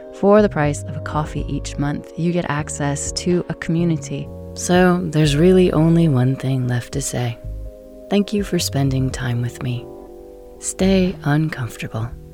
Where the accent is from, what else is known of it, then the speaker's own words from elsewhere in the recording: United States; moved away as an adult; also born or lived in United Kingdom; I've always been the American in Britain for years